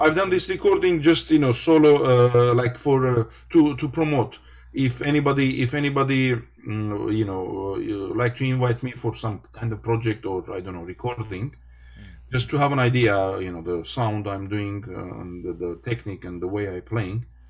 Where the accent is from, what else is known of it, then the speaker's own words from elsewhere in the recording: Ararat Valley, Armenia; English is a second language; born and I become from the Ararat uh, region, Ararat Valley